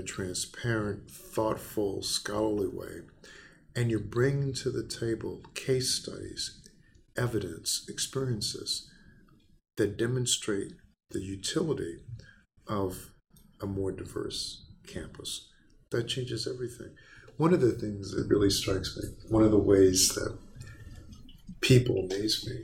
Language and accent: English; Baton Rouge, Louisiana, United States; moved away; in Louisiana, my hometown, Baton Rouge